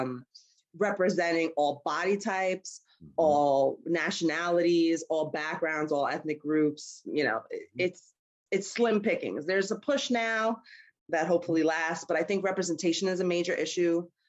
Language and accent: English; New York City, New York, United States; also born or lived in Harlem, New York / Brooklyn, New York; I grew up in in Queens, but I've always been in the city